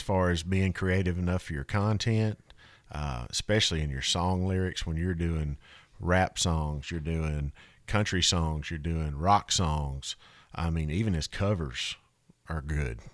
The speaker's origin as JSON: {"language": "English", "town": "North Little Rock", "region": "Arkansas", "country": "United States", "tie": "born or raised there", "said": "North Little Rock, Arkansas"}